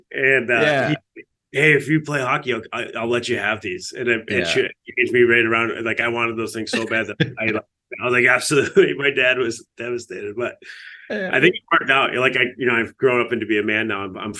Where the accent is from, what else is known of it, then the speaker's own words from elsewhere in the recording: Fulton, New York, United States; Yeah, it's an interesting time in Fulton, New York. It's a small little town. It's like a factory town.